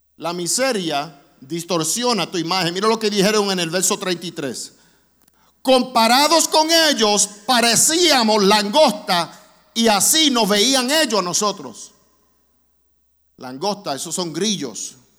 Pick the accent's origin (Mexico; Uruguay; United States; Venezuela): United States; New York City, New York; also born or lived in Orlando, Florida; now in Springfield, Missouri, United States; yo me crié en la iglesia en Brooklyn